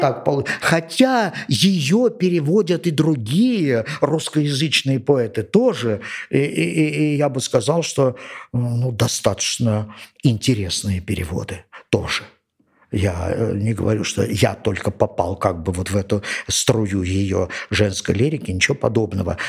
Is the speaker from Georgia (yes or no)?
yes; Georgia; я родился и вырос здесь, в Грузии